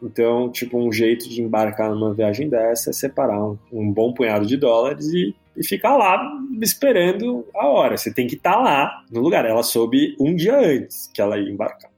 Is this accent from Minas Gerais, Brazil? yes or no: no; São Paulo, Brazil; also born or lived in England; eu sou paulistano, nascido na Inglaterra, por acaso. Meus pais estavam estudando lá